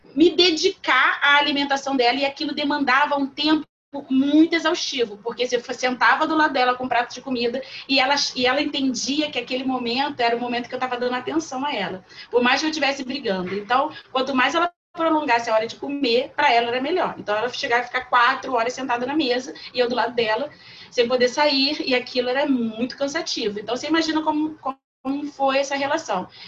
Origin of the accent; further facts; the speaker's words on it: Niterói, Rio de Janeiro, Brazil; moved away; Eu sou de Niterói, do Rio de Janeiro